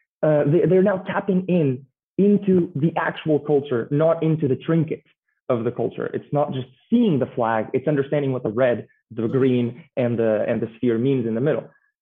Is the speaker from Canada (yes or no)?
no; North, Portugal; moved away; originally from Portugal.